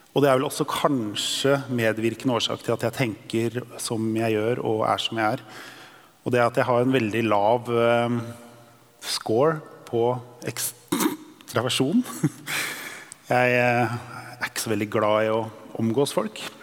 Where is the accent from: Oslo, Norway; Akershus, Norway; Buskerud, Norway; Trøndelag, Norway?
Akershus, Norway; Drøbak; Jeg er født og oppvokst i Drøbak